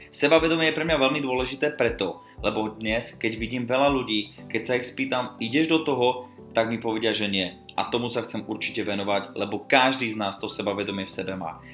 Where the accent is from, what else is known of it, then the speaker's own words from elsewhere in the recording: Czechia; also born or lived in Slovakia; Narodil som sa na Slovensku, preto moje podcasty sa budem snažiť viesť v slovenskom jazyku, ale od škôlky, školy som už vyrastal v Českej republike, preto nejaké tie české slovíčka tam určite počuť budeš